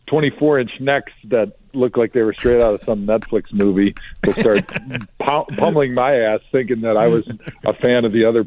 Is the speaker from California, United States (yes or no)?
no; Milwaukee, Wisconsin, United States; I grew up in Milwaukee, which is heavily German. There's a little Polish, but it's mostly German.